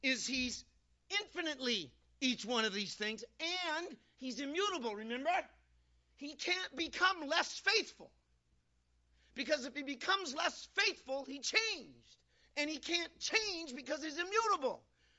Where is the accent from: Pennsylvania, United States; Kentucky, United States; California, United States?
California, United States; I'm from California.